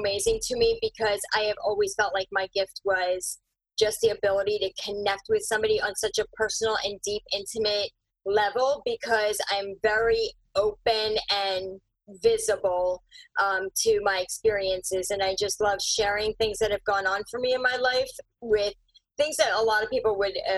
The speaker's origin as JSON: {"language": "English", "town": "Philadelphia", "region": "Pennsylvania", "country": "United States", "tie": "born or raised there", "also_born_or_lived": "India / Bucks County, Pennsylvania", "lives_now": "Chester County, United States", "said": "It started elementary in Northeast Philadelphia, and then okay. Bucks County. So I'm out in Chester County now"}